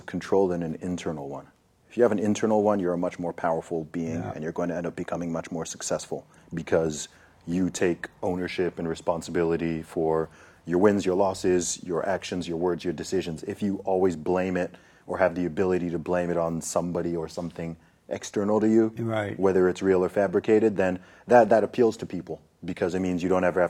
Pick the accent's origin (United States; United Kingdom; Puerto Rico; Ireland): United Kingdom; England; also born or lived in Saudi Arabia / Nigeria; I grew up in England. Like I spent my formative years in England